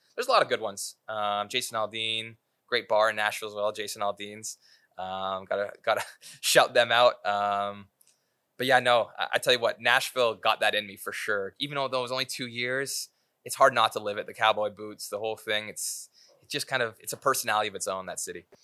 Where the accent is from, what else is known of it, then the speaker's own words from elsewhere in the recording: Aurora, Ontario, Canada; Connor McDavid grew up five minutes from from my hometown.